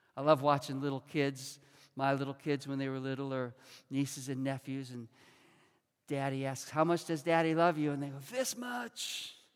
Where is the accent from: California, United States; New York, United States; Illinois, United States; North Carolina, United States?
Illinois, United States; Chicago; moved away as an adult; also born or lived in Rockford, Illinois; I was born and raised in Chicago. I went to the same school system, lived in the same neighborhood until I was 18 and came here to college